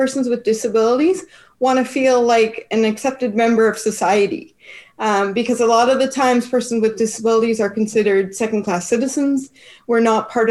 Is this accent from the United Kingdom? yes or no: no; Canada; We're up here in Canada